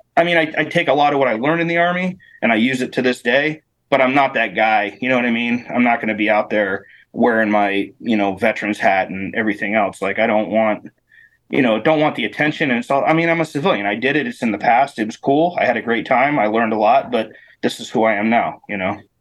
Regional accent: Northeastern Pennsylvania, United States; moved away as an adult; also born or lived in Germany / Alaska; I grew up in Northeast PA

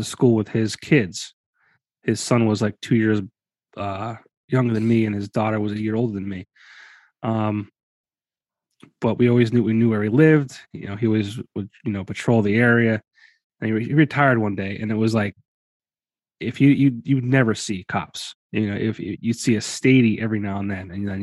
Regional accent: Hunlock Creek, Pennsylvania, United States; I was born and raised not too far from Noxen. I grew up in Hunlock Creek

